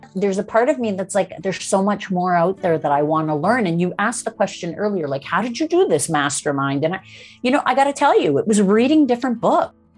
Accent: Toronto, Ontario, Canada; now in British Columbia, Canada; I'm actually a Toronto, uh, born and raised.

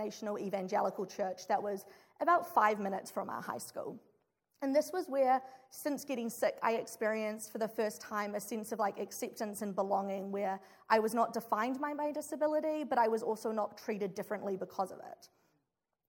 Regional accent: New Zealand; moved away as an adult; now in Chicago, United States; I'm from New Zealand

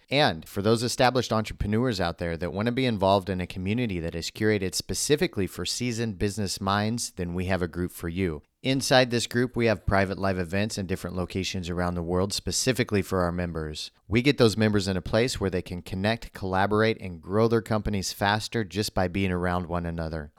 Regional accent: Midwest, United States; I grew up in the Midwest

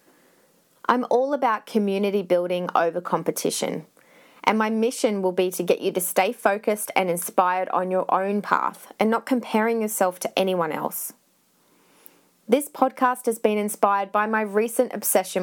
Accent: Australia; also born or lived in Scotland; I was born in Scotland and moved to Australia when I was 3

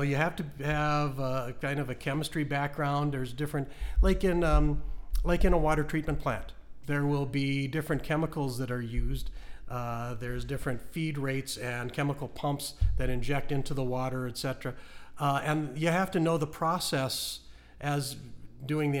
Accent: Fargo, North Dakota, United States; I did grow up in Fargo, mm-hmm. in central Fargo

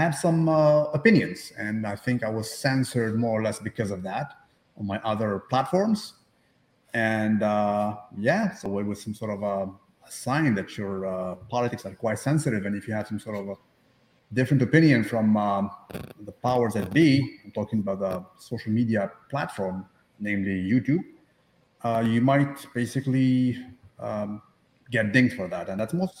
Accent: Algeria; born or raised there; now in Canada

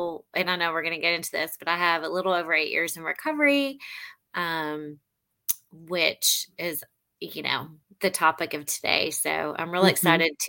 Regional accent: Memphis, Tennessee, United States; also born or lived in St. Louis / El Paso / Jonesboro / Fort Smith; I was born in St. Louis. We moved around a lot. My dad was in the military. We ended up in El Paso, Texas, and then Jonesboro, Arkansas. And then I grew up in Memphis.

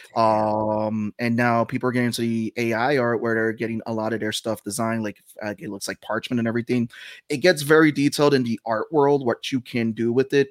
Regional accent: New York City, New York, United States; I grew up in the Bronx

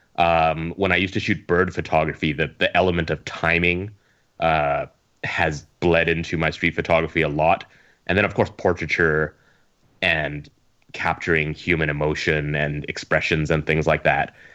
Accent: Edmonton, Alberta, Canada; moved away as an adult; now in Hong Kong; I'm Canadian, uh, Chinese Canadian. So I grew up in Edmonton

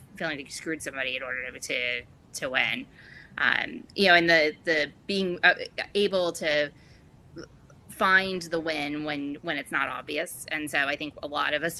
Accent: East Coast, United States; now in Florida, United States; I grew up on the East Coast

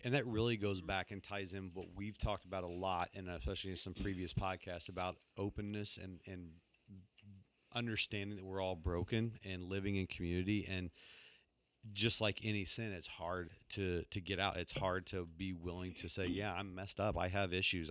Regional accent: Texas, United States; moved away; I grew up down in Texas

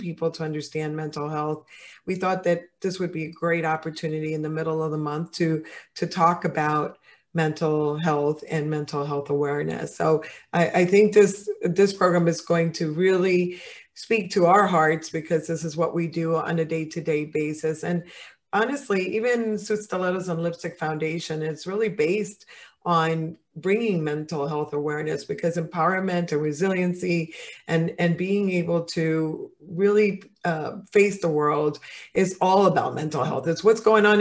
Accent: Dominican Republic; now in United States; I'm Latin, and in my country, and I'm from the Dominican Republic

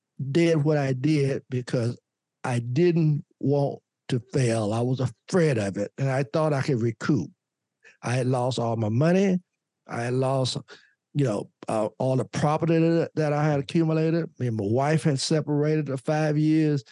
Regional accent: Louisburg, North Carolina, United States; I was the only African-American lawyer practicing in my home state, in my hometown

